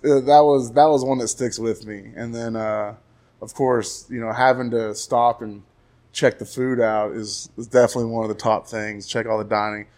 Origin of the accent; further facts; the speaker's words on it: Graham, Texas, United States; now in Stephenville, United States; growing up in Graham was cool.